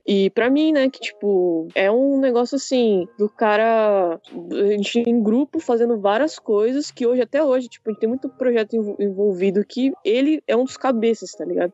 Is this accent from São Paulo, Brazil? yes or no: yes; São Paulo, Brazil; Eu sou de São Paulo, não moro no litoral